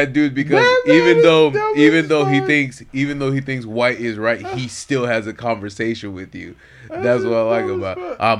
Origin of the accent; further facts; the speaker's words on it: Florida, United States; accent: Haitian Florida; My Haitian Florida accent came in.